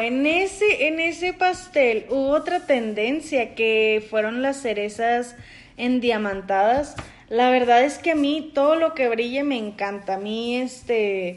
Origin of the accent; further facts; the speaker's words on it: Monterrey, Nuevo León, Mexico; yo soy regia, regia desde la tierra